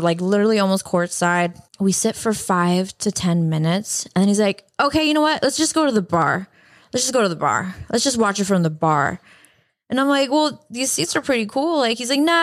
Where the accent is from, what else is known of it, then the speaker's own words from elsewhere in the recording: Canada; now in United States; I am Canadian.